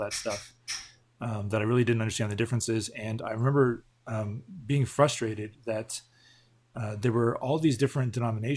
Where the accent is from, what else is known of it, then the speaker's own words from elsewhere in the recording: Southern California, United States; I grew up in Southern California, went to a church there my whole life. Didn't move around at all